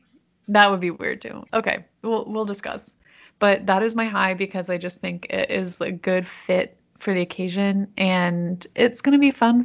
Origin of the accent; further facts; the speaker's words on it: Canada; You don't have an accent. And you'd be like, I'm from Canada, assholes, or something like that.